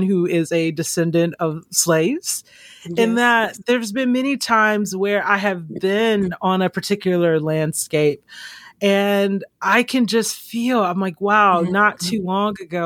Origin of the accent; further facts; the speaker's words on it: Georgia, United States; also born or lived in Mississippi; growing up in Georgia, I mean, I have those very specific memories